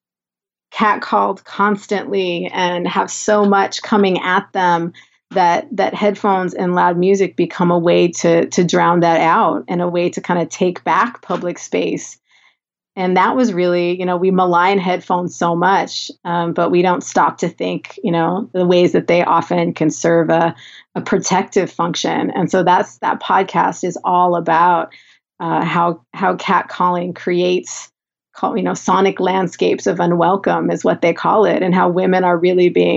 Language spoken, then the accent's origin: English; Southern California, United States; accent: Valley girl; I'm from Southern California